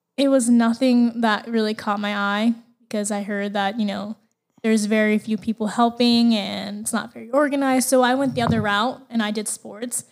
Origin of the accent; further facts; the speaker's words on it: Las Vegas, Nevada, United States; I was actually born and raised in Las Vegas.